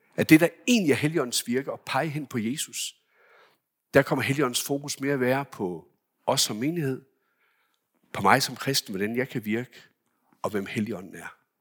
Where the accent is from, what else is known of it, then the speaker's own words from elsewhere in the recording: Denmark; hjemme i Danmark